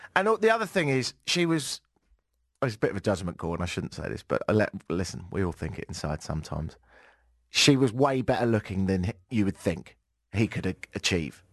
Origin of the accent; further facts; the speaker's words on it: United Kingdom; moved away as an adult; also born or lived in Ottawa, Canada; now in Toronto, Canada; I'm British and I don't have a Canadian passport yet